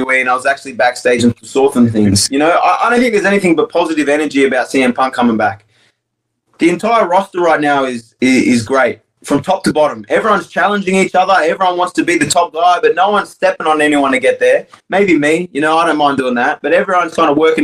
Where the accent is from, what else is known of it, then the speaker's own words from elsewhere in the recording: Australia; moved away; I'm as Australian as it comes